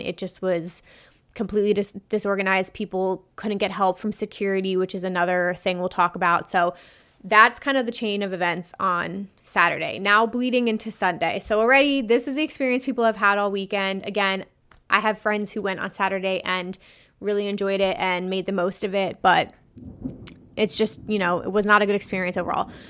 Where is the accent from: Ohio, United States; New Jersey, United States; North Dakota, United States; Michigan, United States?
New Jersey, United States; I'm from New Jersey. So, we don't have a lot of big electronic dance music events here.